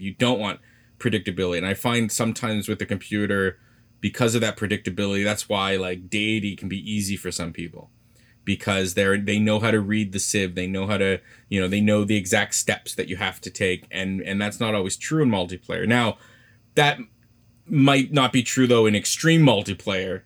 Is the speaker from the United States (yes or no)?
no; Canada; I'm Canadian